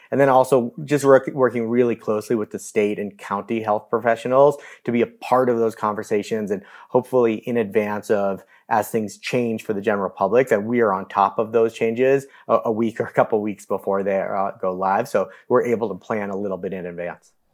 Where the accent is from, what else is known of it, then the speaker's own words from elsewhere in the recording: Newton, Massachusetts, United States; I grew up in Newton, Massachusetts